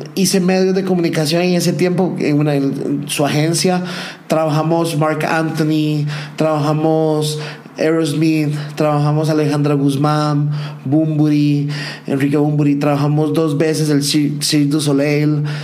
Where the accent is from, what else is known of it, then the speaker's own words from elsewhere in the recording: San José, Costa Rica; moved away as an adult; also born or lived in Medellín; now in Manizales, Colombia; nací en Costa Rica, nací en San José, vengo de una familia totalmente ah, clase media